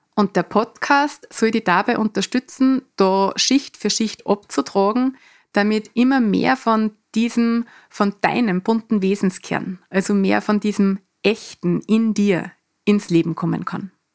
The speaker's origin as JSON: {"language": "German", "area": "Mostviertel", "region": "Lower Austria", "country": "Austria", "also_born_or_lived": "Vienna / Canada / Salzburg", "accent": "Mostviertler Dialekt", "moved": "yes", "said": "in meinem Mostviertler Dialekt"}